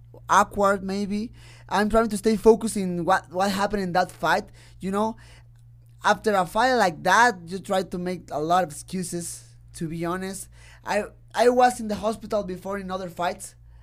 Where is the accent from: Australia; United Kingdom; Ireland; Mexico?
Mexico; He's strong, but I'm a kid from Mexico, and I have heart, definitely.